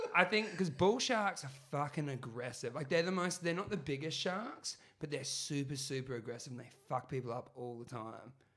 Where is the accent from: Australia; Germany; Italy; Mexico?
Australia; Brisbane, Queensland; where I grew up in Brisbane and Moreton Bay, home of the Moreton Bay Bugs.